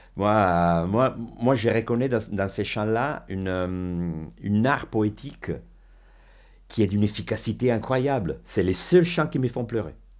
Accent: Milan, Lombardy, Italy; French is a second language; now in France; je suis italienne

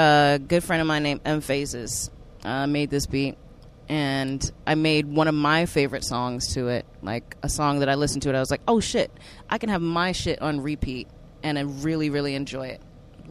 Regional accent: Cape Town, Western Cape, South Africa; I'm originally from Cape Town, South Africa.

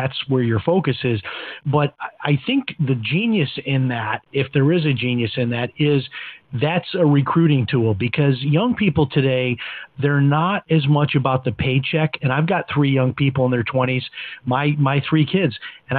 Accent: Chicago, Illinois, United States; when I talk with my kids about, you know, growing up in Chicago, having maybe four channels on a good clear day on TV

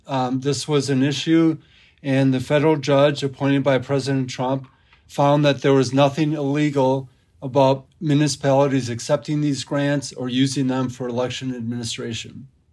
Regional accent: near Madison, Wisconsin, United States; I grew up in Wisconsin, not far outside of Madison

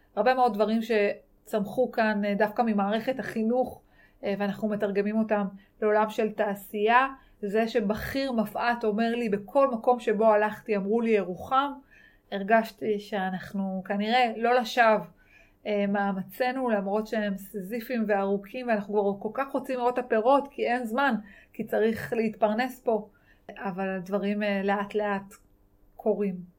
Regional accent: Yeruham, Southern District, Israel; born or raised there; also born or lived in Dimona

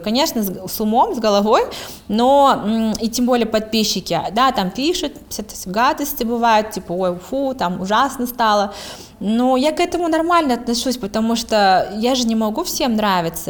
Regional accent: Kazakhstan

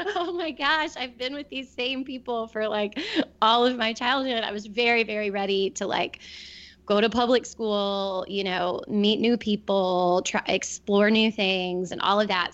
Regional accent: Wilmington, United States; moved away as an adult; also born or lived in Cleveland; Wilmington is my hometown

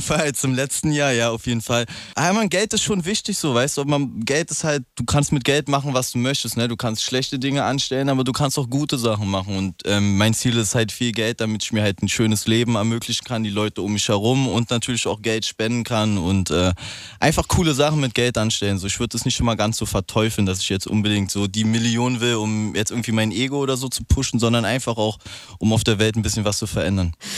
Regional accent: Berlin, Germany; Ich bin ja Berliner

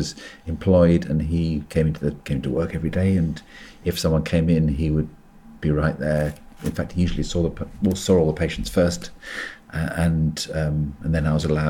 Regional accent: suburban England, United Kingdom; accent: suburban England; moved away as an adult; also born or lived in Central Australia; now in Scotland, United Kingdom; I came from suburban England

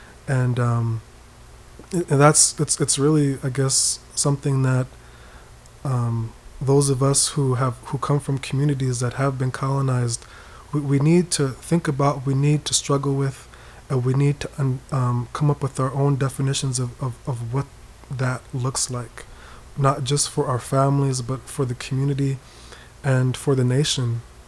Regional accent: East Coast, United States; Even though I grew up on the East Coast, we pretty much kept to ourselves.

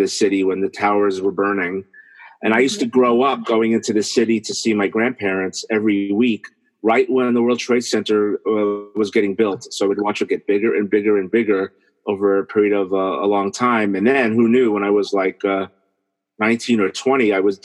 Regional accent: New York City, New York, United States; I grew up in New York City, specifically in Brooklyn

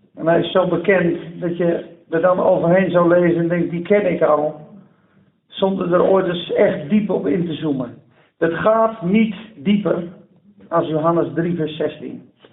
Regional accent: Netherlands; als Nederlanders

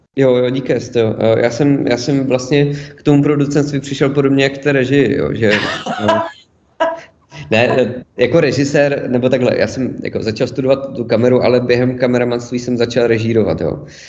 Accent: Ostrava, Moravian-Silesian Region, Czechia; moved away as an adult; also born or lived in Zlín / Prague; jsem se narodil v Ostravě a žil jsem tam 18 let

